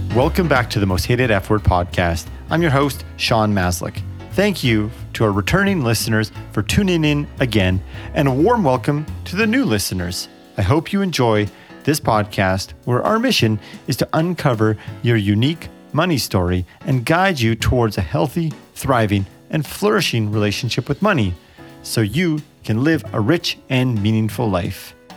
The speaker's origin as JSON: {"language": "English", "country": "Canada", "said": "I'm from Canada"}